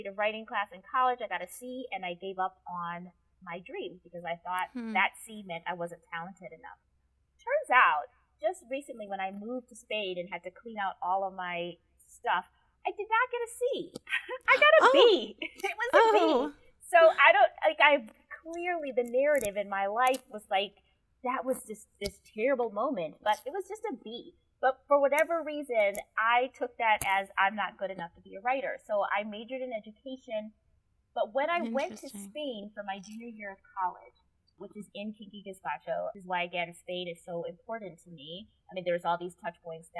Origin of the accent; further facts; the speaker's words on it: Wisconsin, United States; I'm from Wisconsin. We say rummage sale.